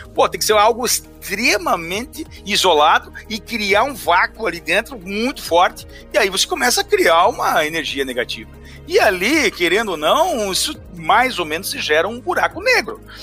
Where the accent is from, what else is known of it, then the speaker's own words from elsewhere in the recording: Brazil; nós como brasileiros